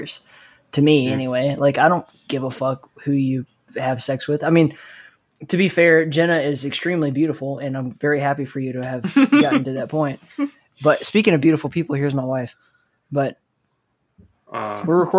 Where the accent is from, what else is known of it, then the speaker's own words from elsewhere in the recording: Alabama, United States; I grew up in Alabama.